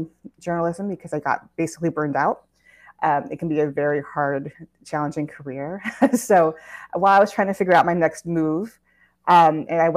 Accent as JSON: {"language": "English", "area": "Orange County", "region": "Southern California", "country": "United States", "tie": "born or raised there", "said": "I'm originally from Southern California. I grew up in Orange County"}